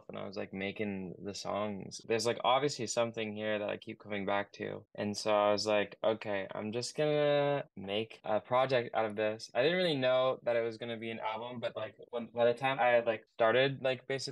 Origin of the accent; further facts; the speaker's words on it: Oregon, United States; I'm from Oregon and I make like indie pop